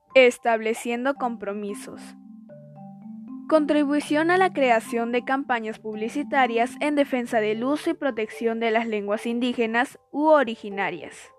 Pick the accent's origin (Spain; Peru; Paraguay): Peru; como peruanos que somos